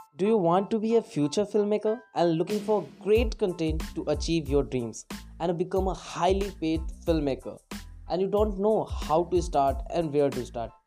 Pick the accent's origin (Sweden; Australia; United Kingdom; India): India; I'm a filmmaker from India